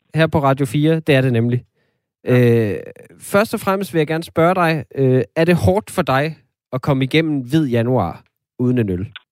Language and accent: Danish; Denmark; som danskere